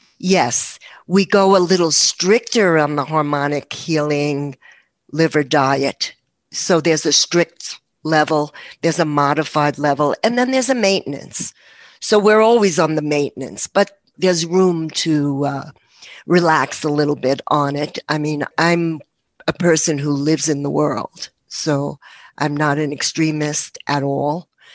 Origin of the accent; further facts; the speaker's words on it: New York, United States; I'm a New Yorker.